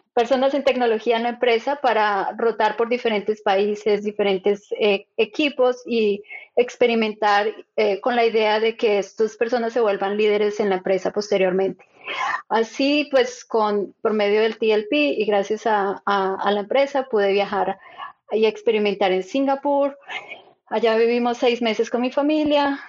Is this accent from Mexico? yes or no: no; Bogotá, Colombia; moved away as an adult; also born or lived in Switzerland; now in Silicon Valley, United States; yo soy de Colombia, nací en Bogotá y me crié en Bogotá toda mi vida allá hice mis estudios